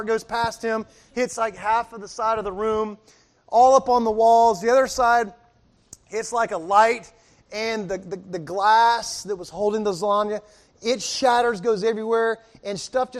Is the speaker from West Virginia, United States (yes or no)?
no; Miami, Florida, United States; I'm from Miami